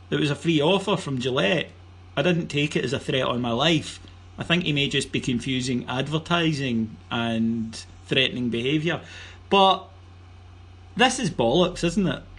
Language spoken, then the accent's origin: English; Cameroon; when I was growing up in Cameroon, I, I listened to the BBC World Service to hear tales of Mark McGhee and Davie Provan playing for the, the, the, famous Celtic.